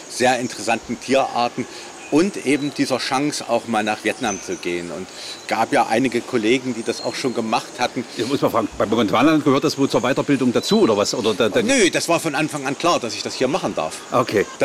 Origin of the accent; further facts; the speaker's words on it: Magdeburg, Saxony-Anhalt, Germany; moved away; also born or lived in Leipzig; Ich bin in Magdeburg aufgewachsen